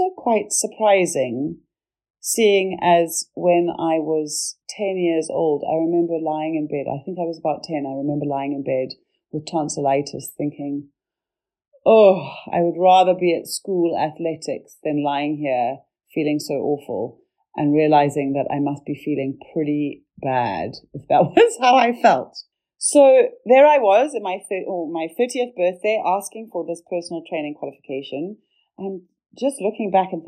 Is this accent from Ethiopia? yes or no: no; Zimbabwe; moved away; also born or lived in Cape Town, South Africa; from growing up in Zimbabwe to coming to Cape Town in South Africa